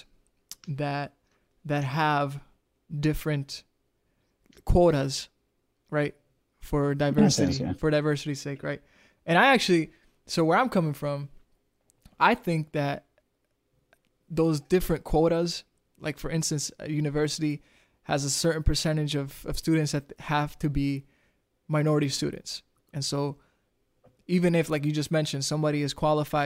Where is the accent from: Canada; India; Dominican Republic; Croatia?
Dominican Republic; now in Wisconsin, United States; I'm an immigrant to this country too. I'm from the Dominican Republic.